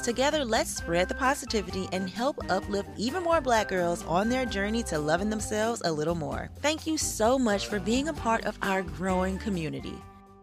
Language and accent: English; the South, United States; moved away; growing up in the South